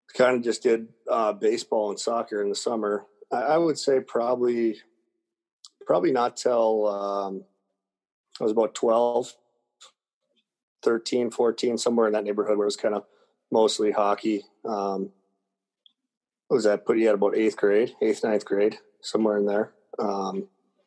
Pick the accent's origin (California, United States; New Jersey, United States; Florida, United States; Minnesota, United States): Minnesota, United States; outside of Minneapolis; I grew up outside of Minneapolis and I spent a lot of time skating outdoors